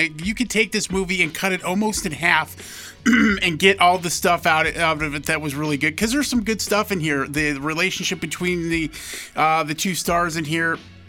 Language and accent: English; United States